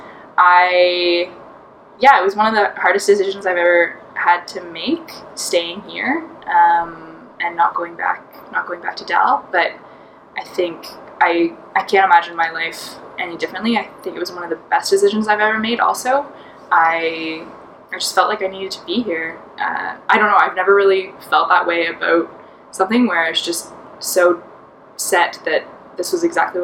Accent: Halifax, Nova Scotia, Canada; I'm from Halifax

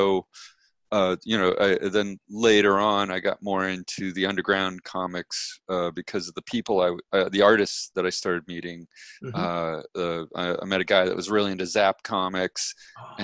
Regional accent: Ohio region, Western Pennsylvania, United States; moved away as an adult; also born or lived in New York City; I grew up. Western Pennsylvania, Ohio region

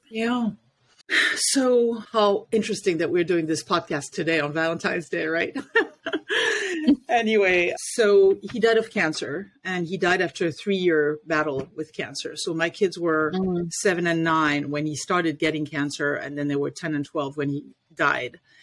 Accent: Paris, Île-de-France, France; now in Washington D.C. area, United States; I was born and raised in Paris, France

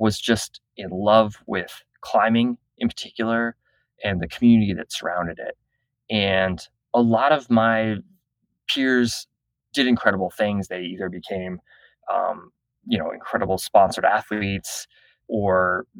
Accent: Southern Florida, United States; I grew up in Southern Florida near the Intercoastal Waterway.

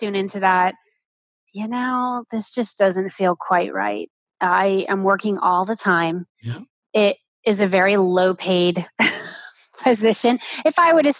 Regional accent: Florida, United States; moved away as an adult; also born or lived in New York City; I grew up in Florida. I was this beach girl

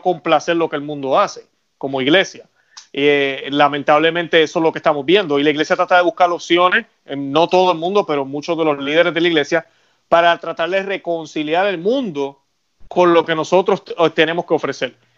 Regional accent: Puerto Rico; yo que soy puertorriqueño

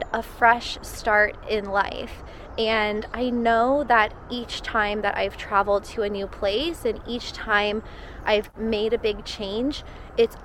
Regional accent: Florida, United States; moved away as an adult; living back in my home state of Florida

